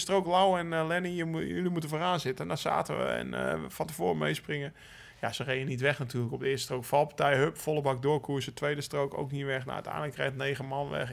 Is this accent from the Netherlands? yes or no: yes; Netherlands; als Nederlanders